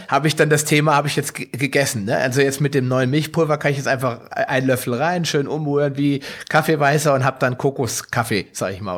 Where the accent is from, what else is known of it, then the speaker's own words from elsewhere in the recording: Hesse, Germany; wie man hier bei uns in Hessen sagt